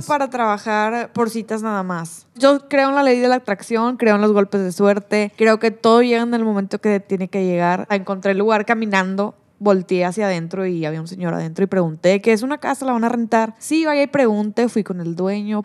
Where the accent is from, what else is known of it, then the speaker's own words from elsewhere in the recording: Cadereyta Jiménez, Nuevo León, Mexico; moved away; also born or lived in Monterrey, Mexico; Como yo soy de Cadereita, pues en Cadereita mi mamá sí me llevaba donde yo quisiera, pero en Monterrey para mi mamá todo era muy lejos